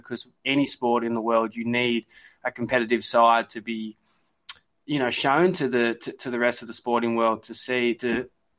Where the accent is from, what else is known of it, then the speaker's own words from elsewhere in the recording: Cronulla, New South Wales, Australia; my hometown in Cronulla.